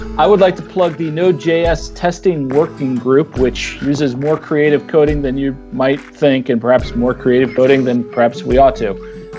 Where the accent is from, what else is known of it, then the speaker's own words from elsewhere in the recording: New Jersey, United States; moved away; I'm from New Jersey, even though I haven't been there in years